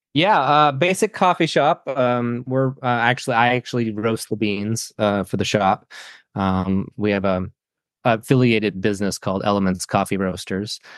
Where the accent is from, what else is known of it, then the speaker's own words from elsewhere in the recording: Saco, Maine, United States; I grew up in Saco, which is the town next to Biddeford.